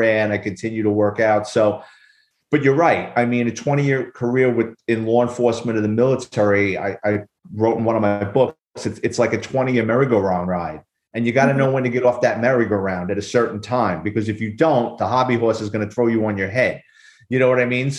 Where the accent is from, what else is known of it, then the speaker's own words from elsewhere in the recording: New York City, New York, United States; I'm a Bronx kid. I grew up in New York City